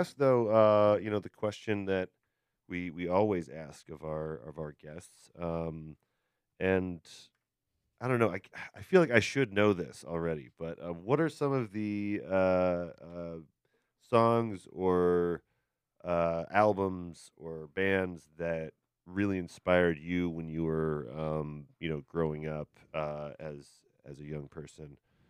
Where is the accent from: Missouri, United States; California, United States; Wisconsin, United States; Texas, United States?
Wisconsin, United States; Beloit; This is an old friend of me and Kevin. We grew up in Beloit together.